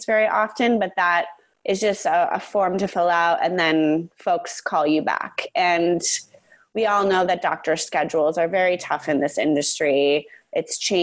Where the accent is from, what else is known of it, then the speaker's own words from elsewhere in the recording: Chicago, Illinois, United States; moved away as an adult; now in San Francisco, United States; I'm from Chicago